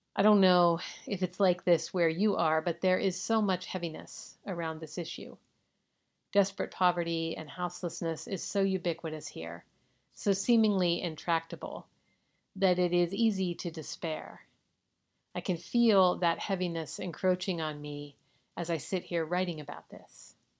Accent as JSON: {"language": "English", "region": "California", "country": "United States", "said": "my home state of California"}